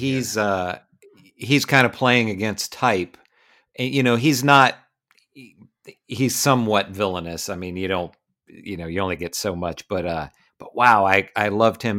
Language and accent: English; West Virginia, United States; the two of us are West Virginia boys. We grew up in West Virginia